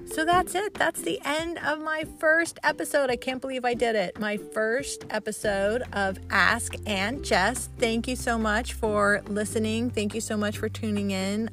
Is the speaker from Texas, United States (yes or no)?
yes; Texas, United States; moved away as an adult; also born or lived in Columbia, Missouri / Las Vegas / Chicago / Michigan; now in Pennsylvania, United States; I grew up in Texas